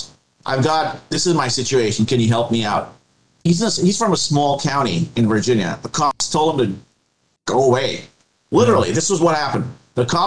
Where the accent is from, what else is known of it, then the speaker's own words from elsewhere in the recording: India; I'm from India myself